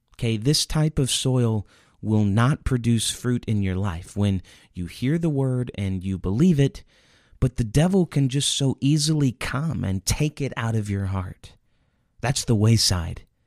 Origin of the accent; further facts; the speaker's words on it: Indiana, United States; I grew up in Indiana